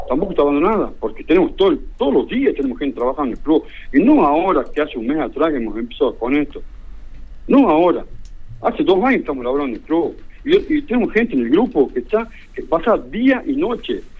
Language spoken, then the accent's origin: Spanish; Cuba; somos todos cubanos o sea, no, no sé cuál puede pasar eh, lo contrario.